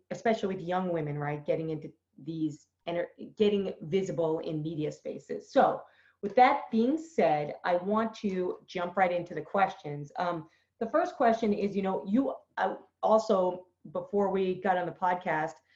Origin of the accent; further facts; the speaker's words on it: Boston, Massachusetts, United States; I'm from Boston